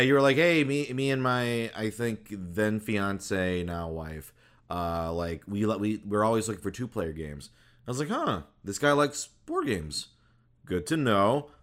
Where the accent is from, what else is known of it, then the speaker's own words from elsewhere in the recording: Minnesota, United States; I was born in Minnesota.